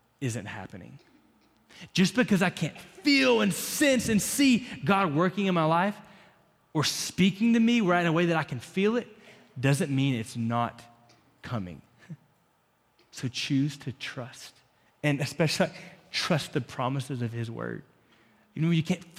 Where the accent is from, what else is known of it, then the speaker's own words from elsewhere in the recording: Florida, United States; now in Lubbock, United States; growing up in Florida, in the winter here